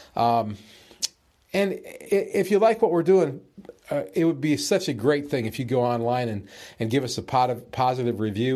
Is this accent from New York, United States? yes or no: no; Alabama, United States; my home state, Alabama